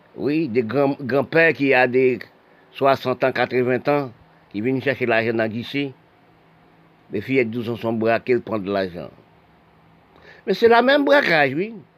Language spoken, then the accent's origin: French; Haiti; C'est nous les Haïtiens